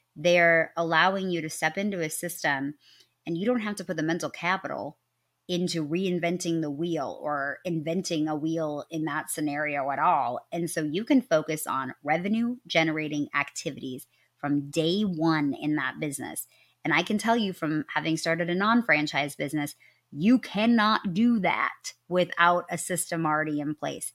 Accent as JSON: {"language": "English", "region": "Midwest", "country": "United States", "said": "I am from the Midwest, and you can usually only tell when I say, \"I'm sorry.\""}